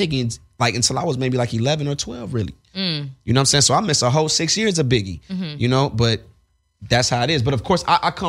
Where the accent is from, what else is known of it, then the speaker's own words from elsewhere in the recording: Atlanta, Georgia, United States; we're from Atlanta.